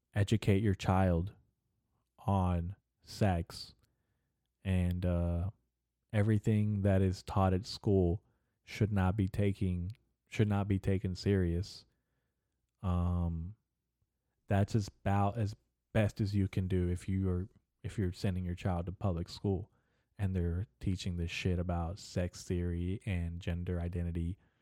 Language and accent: English; United States; As an American